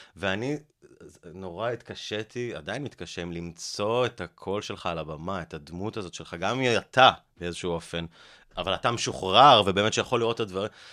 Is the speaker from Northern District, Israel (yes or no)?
no; Haifa, Haifa District, Israel; now in Holon, Israel; בחיפה, בבית ספר אליאנס